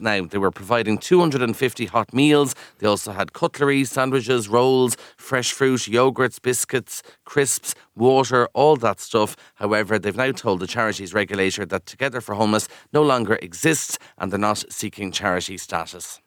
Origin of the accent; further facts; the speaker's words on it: Kildare, Leinster, Ireland; I'm from Kildare